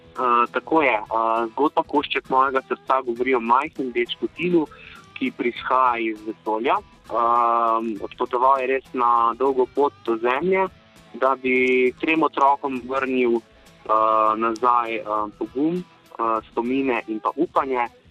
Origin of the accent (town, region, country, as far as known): Slovenia